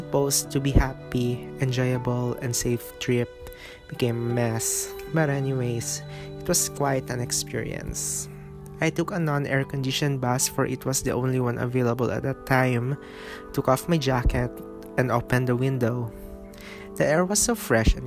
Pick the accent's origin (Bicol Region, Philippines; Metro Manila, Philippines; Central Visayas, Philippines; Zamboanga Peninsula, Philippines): Zamboanga Peninsula, Philippines; Zamboanga City; now in Cagayan de Oro, Philippines; my hometown, Asia's Larin City, Zamboanga City